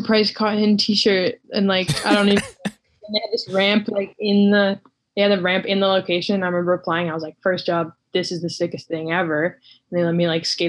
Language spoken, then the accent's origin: English; Victoria, British Columbia, Canada; moved away as an adult; now in Vancouver, Canada; I'm from like Vancouver Island. I'm from Victoria